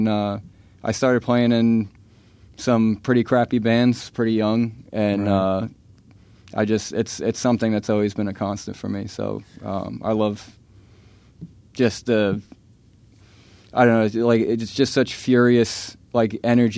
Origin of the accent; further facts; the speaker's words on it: New York, United States; now in Stuart, United States; I'm originally from New York, but I moved down here to Stuart, Florida